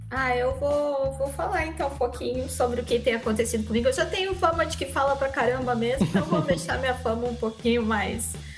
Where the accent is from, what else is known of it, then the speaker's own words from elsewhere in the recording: Rio Grande do Sul, Brazil; also born or lived in Rondônia; now in Cacoal, Brazil; eu sou do Rio Grande do Sul